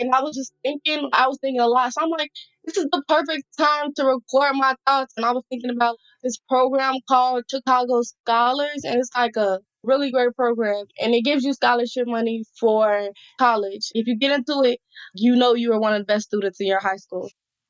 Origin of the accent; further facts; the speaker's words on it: Nigeria; I'm Nigerian, and like I was just not saying what I was supposed to be saying.